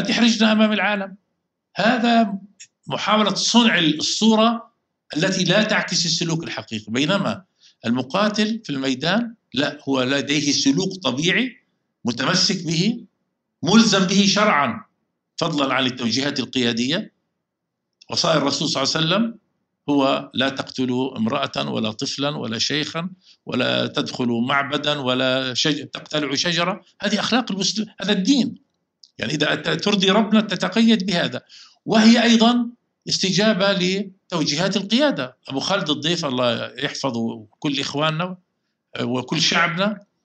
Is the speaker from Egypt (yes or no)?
no; Palestine; احنا كفلسطينيين